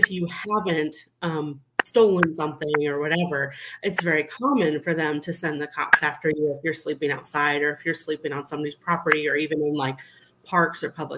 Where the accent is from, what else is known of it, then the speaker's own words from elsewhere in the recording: Iowa, United States; I'm from Iowa originally